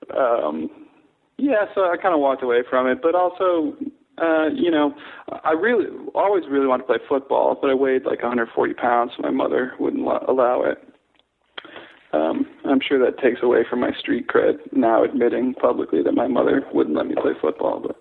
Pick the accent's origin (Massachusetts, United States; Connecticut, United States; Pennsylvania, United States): Connecticut, United States; moved away as an adult; also born or lived in Staten Island, New York / North Carolina / Ohio / San Francisco; now in Seattle, United States; then Connecticut mostly up through high school